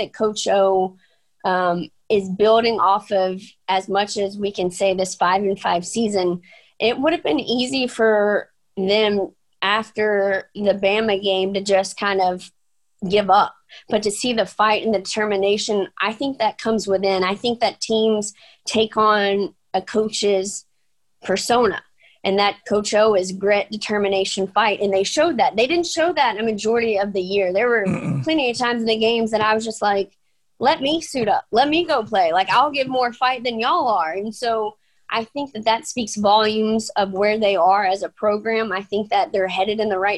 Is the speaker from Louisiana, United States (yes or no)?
yes; Bossier City, Louisiana, United States; Bossier City, my hometown